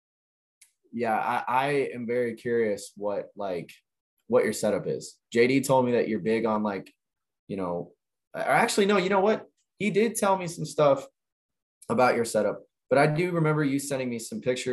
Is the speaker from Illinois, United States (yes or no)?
yes; Illinois, United States; moved away; I'm from Illinois